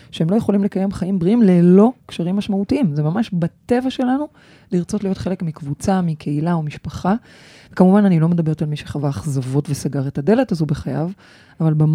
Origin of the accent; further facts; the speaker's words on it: Bat Yam, Tel Aviv District, Israel; אני, אני גדלתי וה... בבת ים